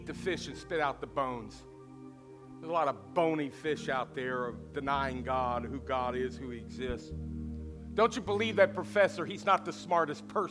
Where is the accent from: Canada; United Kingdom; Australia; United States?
United States; Kentucky; moved away; also born or lived in Cincinnati, Ohio / North Dakota; I was from Kentucky, and in Kentucky, everybody runs and shouts, even during church announcements